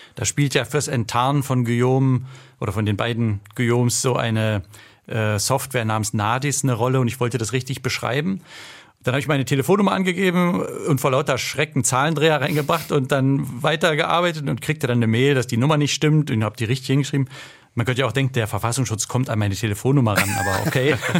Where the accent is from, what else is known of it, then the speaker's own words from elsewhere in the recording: Berlin, Germany; now in Landshut, Germany; aber ich bin ja eigentlich Berliner